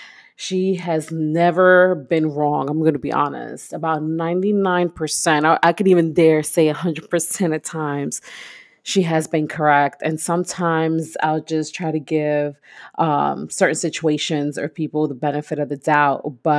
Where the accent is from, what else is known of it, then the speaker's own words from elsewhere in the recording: Brooklyn, New York, United States; I'm this kid from East New York, Brooklyn, who grew up, was raised in the projects, born and raised in the projects.